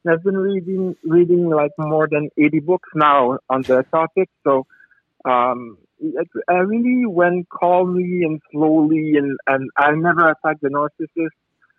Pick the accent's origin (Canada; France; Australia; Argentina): France; accent: French; English is a second language; I'm French. Sorry for my big accent.